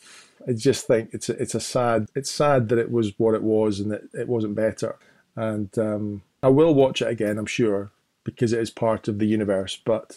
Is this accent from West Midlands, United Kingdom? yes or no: no; Scotland, United Kingdom; it's not just the fact that I'm Scottish and I'm in Scotland.